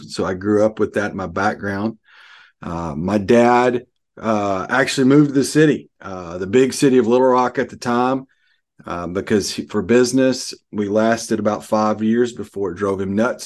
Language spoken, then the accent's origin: English; Arkansas, United States; I'm from Arkansas.